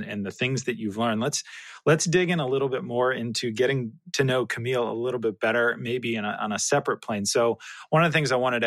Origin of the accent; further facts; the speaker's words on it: California, United States; moved away; I'm originally from California, so have spent plenty of time on the beach